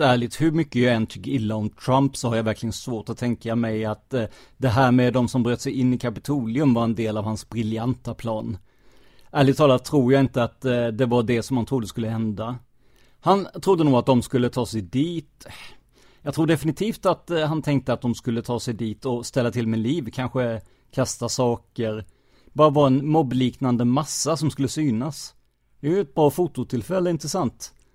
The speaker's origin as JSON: {"language": "Swedish", "country": "United States", "second_language": "Swedish", "moved": "as an adult", "lives_now": "Sweden", "said": "jag som amerikan som bott här de senaste 15 åren"}